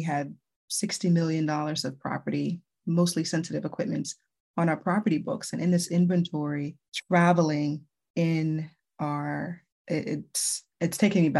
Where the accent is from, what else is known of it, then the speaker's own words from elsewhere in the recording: U.S. Virgin Islands; moved away as an adult; I first moved into the mainland. I'm originally from the Virgin Islands